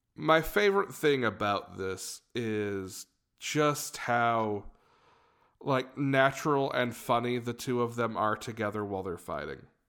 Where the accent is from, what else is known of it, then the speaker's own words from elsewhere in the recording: Georgia, United States; we're from the state of Georgia